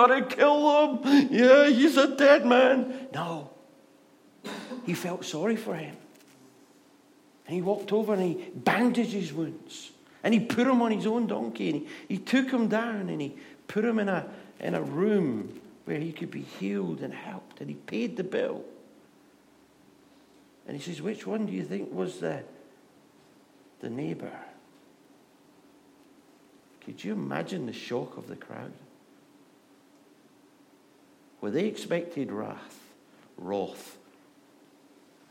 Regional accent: Scotland, United Kingdom; accent: Scottish; moved away; I am Scottish. We're built for shouting at people. That's why God gave us this accent

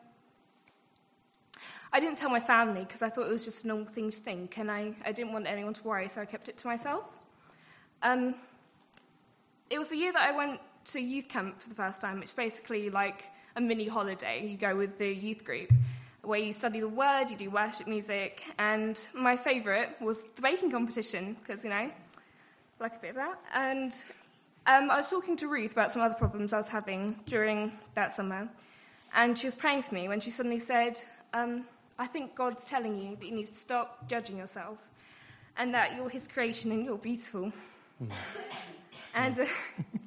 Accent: United Kingdom; I'm just a British girl

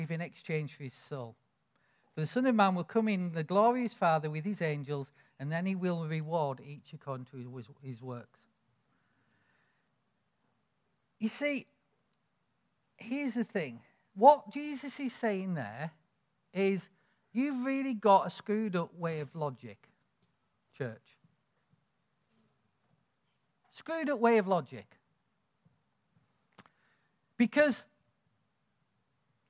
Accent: United Kingdom; accent: northern; I'm sort of like this northern idiot

